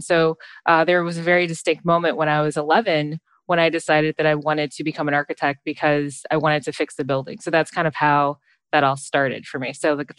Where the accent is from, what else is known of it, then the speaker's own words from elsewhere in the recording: Detroit, Michigan, United States; now in Chicago, United States; I grew up in Detroit, Michigan.